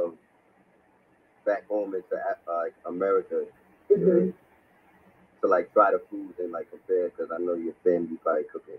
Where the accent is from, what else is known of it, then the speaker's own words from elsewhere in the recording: South Carolina, United States; I'm like from down south